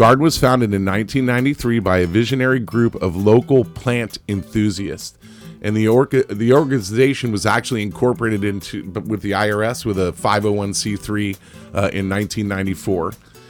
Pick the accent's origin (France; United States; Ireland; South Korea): Ireland; And I'm Irish, not Italian, but anyway.